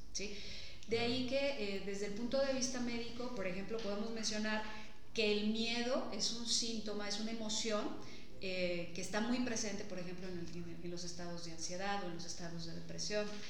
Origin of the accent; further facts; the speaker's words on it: Mexico; Nosotros como mexicanos